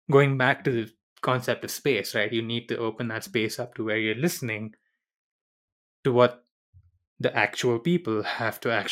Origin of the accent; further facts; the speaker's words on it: India; also born or lived in Middle East; I did not grow up in the Philippines. I grew up in the Middle East and then I grew up in India.